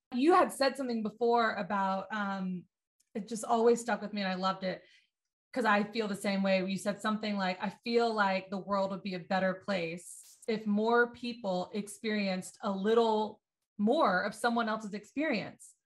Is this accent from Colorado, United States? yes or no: no; Destin, Florida, United States; moved away as an adult; now in Santa Monica, United States; I'm from the South, right below Alabama on the Gulf Coast of Florida. It's called Destin